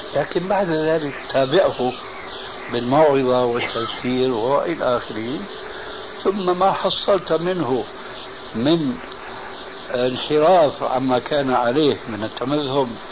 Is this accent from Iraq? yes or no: no; Syria; عندنا في سوريا